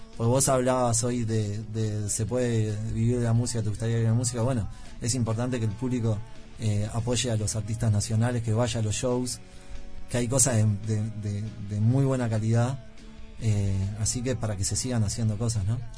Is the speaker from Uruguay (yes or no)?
yes; Uruguay; Yo soy un uruguayo fallado